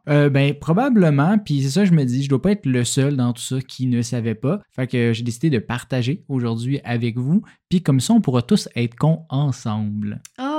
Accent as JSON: {"language": "French", "town": "Berthierville", "region": "Quebec", "country": "Canada", "tie": "born or raised there", "moved": "yes", "lives_now": "Montreal, Canada", "said": "ma ville natale de Berthierville"}